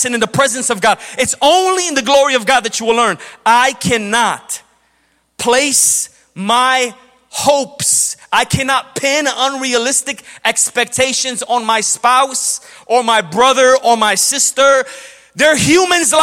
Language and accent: English; Chicago, Illinois, United States; I grew up in Chicago. When we were young kids growing up in Chicago in the 90s